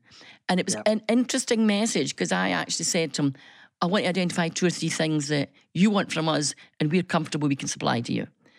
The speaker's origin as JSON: {"language": "English", "region": "Scotland", "country": "United Kingdom", "said": "And I says, good morning. … from Scotland."}